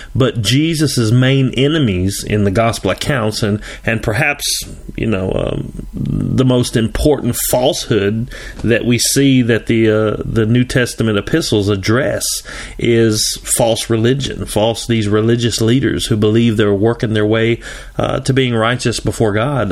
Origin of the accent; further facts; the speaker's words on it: Tennessee, United States; I'm from Tennessee.